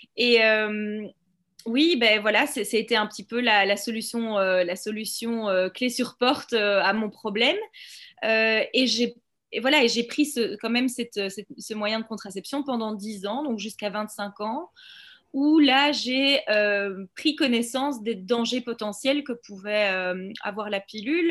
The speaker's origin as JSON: {"language": "French", "country": "Belgium", "also_born_or_lived": "Brussels", "said": "je suis belge, j'habite à Bruxelles."}